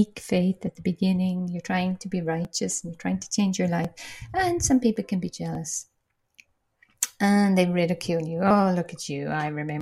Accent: Ireland; now in Portugal; I'm Irish

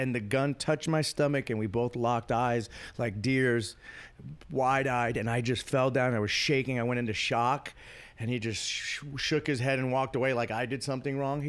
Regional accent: San Francisco, California, United States; I'm from San Francisco

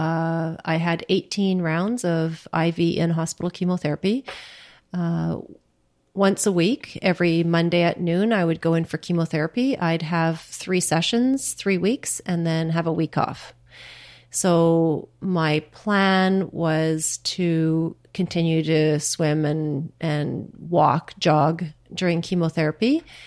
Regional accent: Churchill, Manitoba, Canada; now in Ottawa, Canada; nineteen sixty-two when I was born in Churchill

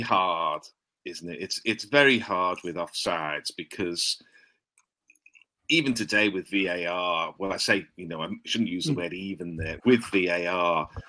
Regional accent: England, United Kingdom; two English blokes

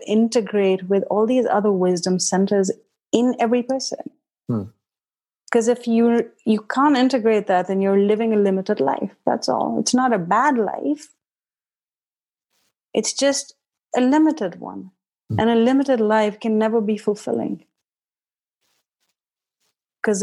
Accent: India; moved away as an adult; also born or lived in Haridwar, India; now in United States; I grew up in India till I was 17

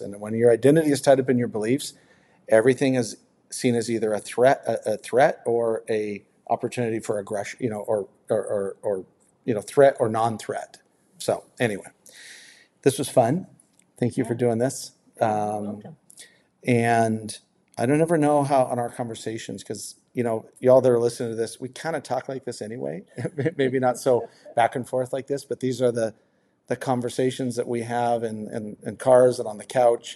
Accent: United States; I'm very proud to be an American or, or you know a U.S. citizen. I'm proud to be from here

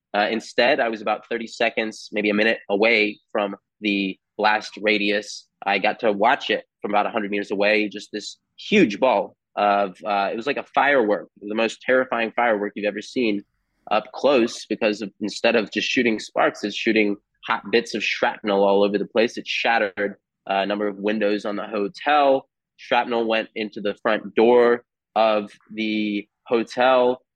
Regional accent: United States; as an American here

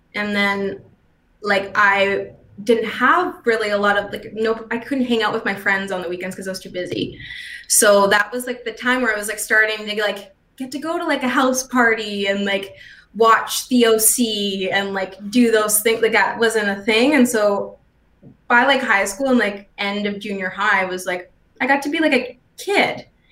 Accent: St. Albert, Alberta, Canada; moved away as an adult; also born or lived in Toronto / Vancouver; I never felt confident in myself until I left Edmonton because I grew up in St. Albert

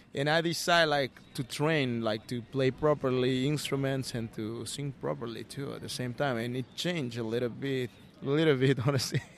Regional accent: Callao, Peru; English is a second language; moved away as an adult; I'm from Peru. Uh, I was born in a uh, dangerous neighborhood. Uh, the name is Callao, Callao Bellavista. Uh, it's it's in Lima

